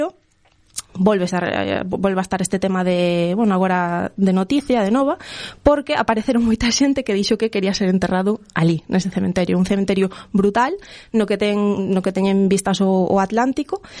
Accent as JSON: {"language": "Galician", "town": "A Coruña", "region": "Galicia", "country": "Spain", "said": "hai o Cine París da Coruña, a mí sabes que me gusta moito a arquitectura e a miña cidade"}